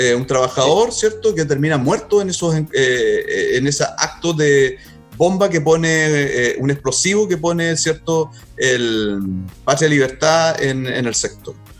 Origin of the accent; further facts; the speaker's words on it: Concepción, Biobío, Chile; yo también soy penquista